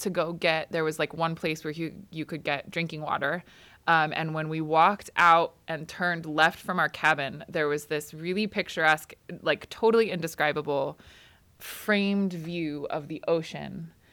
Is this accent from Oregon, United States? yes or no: yes; Grants Pass, Oregon, United States; born or raised there; also born or lived in Oxnard, California / Port Hueneme, California